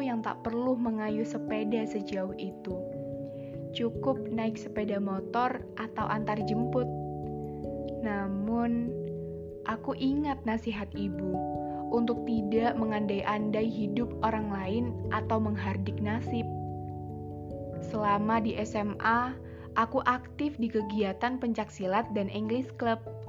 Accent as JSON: {"language": "Indonesian", "town": "Pekalongan", "region": "Central Java", "country": "Indonesia", "tie": "born or raised there", "said": "melanjutkan di S M A satu Pekalongan. S M A unggulan di kotaku tercinta."}